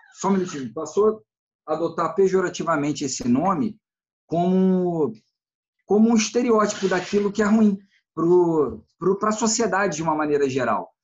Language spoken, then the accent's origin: Portuguese; Brazil; como brasileiro de um modo geral